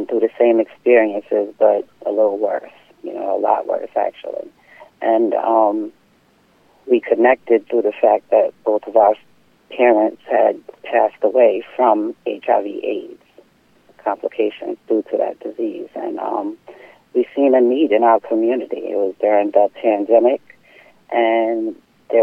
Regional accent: Deer Park, New York, United States; also born or lived in Bay Shore, New York; I grew up on Long Island in Deer Park

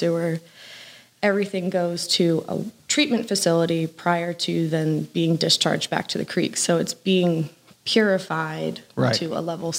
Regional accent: Pennsylvania, United States; moved away as an adult; also born or lived in Georgia; now in Lawrenceville, United States; I come from Pennsylvania. I've lived in Georgia now for about 9 months.

